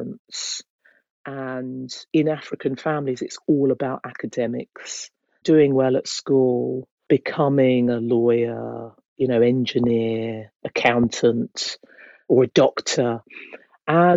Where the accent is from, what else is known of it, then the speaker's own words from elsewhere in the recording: Hertfordshire, East of England, United Kingdom; moved away as an adult; now in London, United Kingdom; I was brought up in Hertfordshire, and I remained there